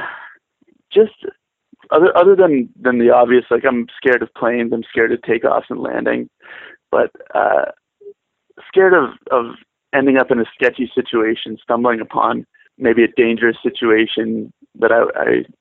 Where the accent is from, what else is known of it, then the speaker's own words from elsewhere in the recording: Windsor, Ontario, Canada; moved away as an adult; also born or lived in Korea; I'm from Windsor, Ontario, Canada